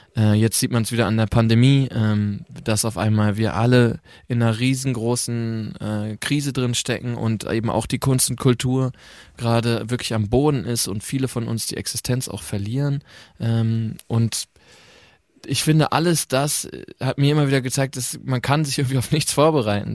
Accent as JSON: {"language": "German", "region": "North Rhine-Westphalia", "country": "Germany", "also_born_or_lived": "Mannheim", "moved": "yes", "said": "ich komme ja vom Land aus Ostwestfalen"}